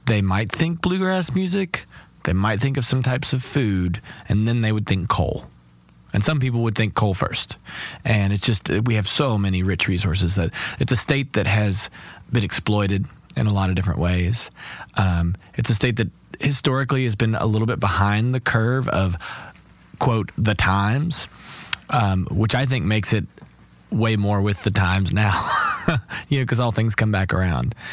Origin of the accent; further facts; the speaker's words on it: Lexington, Kentucky, United States; I grew up in Kentucky. I was around a lot of bluegrass music and a family that loved R&B music, and I studied classical cello.